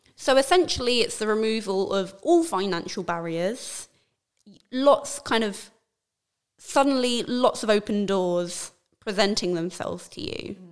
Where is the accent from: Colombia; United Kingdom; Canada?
United Kingdom; London; being born and raised in London